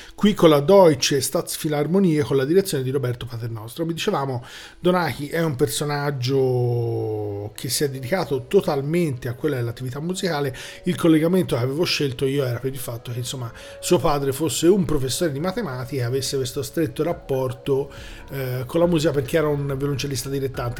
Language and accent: Italian; Florence, Tuscany, Italy; essendo fiorentini e avendo qui vicino praticamente il Museo della Scienza